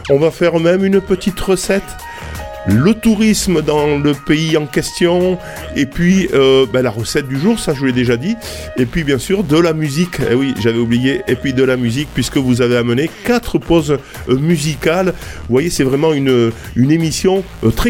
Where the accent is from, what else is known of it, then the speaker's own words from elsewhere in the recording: Spain; accent: Spanish; French is a second language; Alors, Jaime et Celia, ben oui, rien qu'avec mon accent, vous avez compris que, eh ben, on, on va parler d'Espagne.